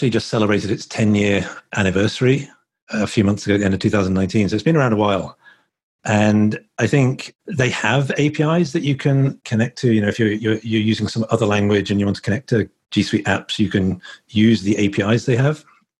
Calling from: Harpers Ferry, West Virginia, United States; I'm calling in from Harpers Ferry in West Virginia. So just about an hour outside of Washington, D.C.

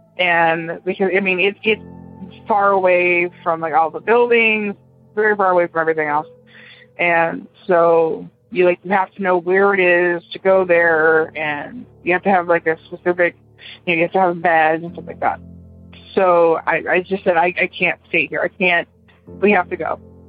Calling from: Brevard County, Florida, United States; I'm calling from Brevard County, Florida.

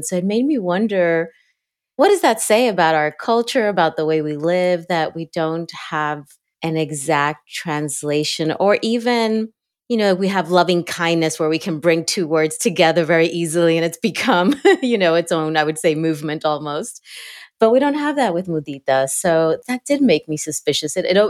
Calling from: Cincinnati, Ohio, United States; I am calling in from a unusually sunny Ohio, Southwest Ohio, Cincinnati.

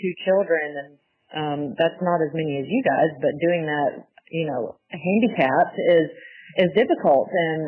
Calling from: Auburn, Alabama, United States; I'm from Auburn, Alabama.

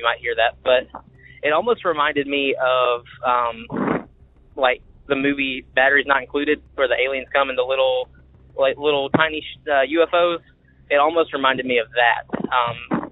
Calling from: Macon, Georgia, United States; I'm calling from Macon, Georgia

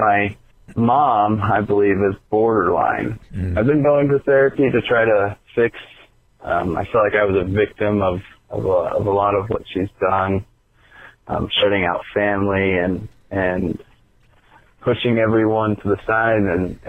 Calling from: Utah, United States; from Utah.

